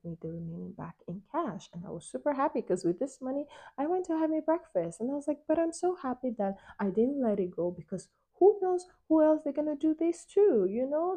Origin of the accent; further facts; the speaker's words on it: Nigeria; moved away; also born or lived in Europe; growing up in Nigeria as a, as a kid